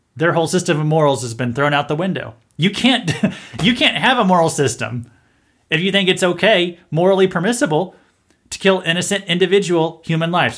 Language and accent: English; Missouri, United States; I'm from Missouri